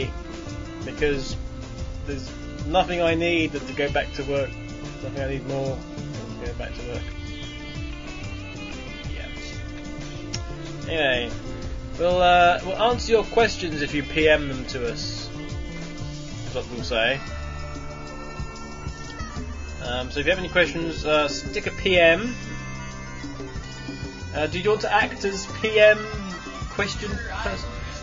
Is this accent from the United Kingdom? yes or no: yes; England, United Kingdom; I'm English